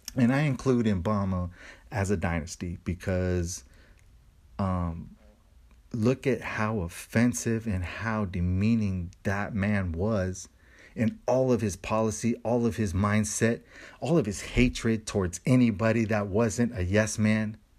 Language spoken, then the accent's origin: English; United States; I love being American